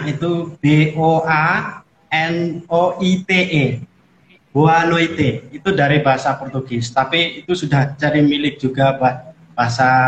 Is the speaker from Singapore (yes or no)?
no; Timor-Leste; now in Semarang, Indonesia; Saya berasal dari negara Timor Leste. Sekarang saya sedang tinggal di bersama para Bruder FIC, itu di Indonesia